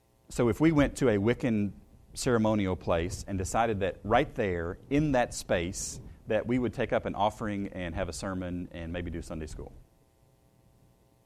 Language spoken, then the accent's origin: English; Shelbyville, Tennessee, United States; I grew up in Shelbyville